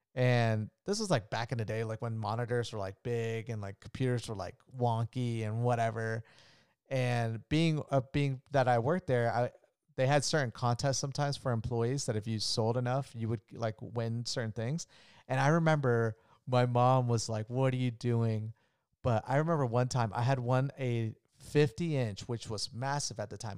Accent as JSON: {"language": "English", "town": "Orlando", "region": "Florida", "country": "United States", "tie": "born or raised there", "also_born_or_lived": "Colombia", "said": "I was born in Orlando, Florida"}